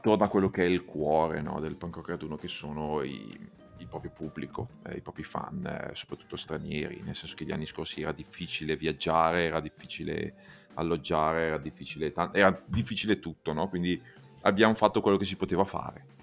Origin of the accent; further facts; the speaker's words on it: Bergamo, Lombardy, Italy; also born or lived in Milan; da Bergamasco